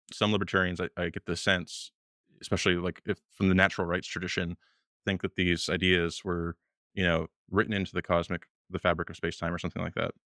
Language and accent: English; Canada; moved away as an adult; now in Washington, D.C., United States; I was born in Canada